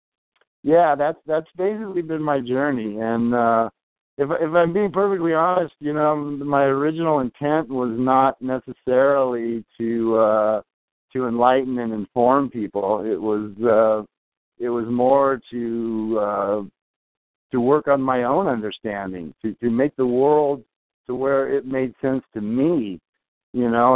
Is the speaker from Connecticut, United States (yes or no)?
no; Torrance, California, United States; blue collar kid growing up in Torrance